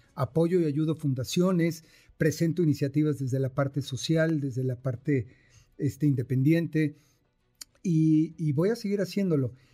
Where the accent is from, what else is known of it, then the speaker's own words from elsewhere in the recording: Mexico; somos mexicanos trabajadores, fregones